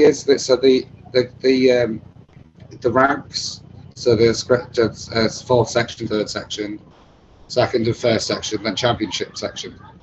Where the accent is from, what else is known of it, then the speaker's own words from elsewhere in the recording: England, United Kingdom; accent: British; I didn't come from England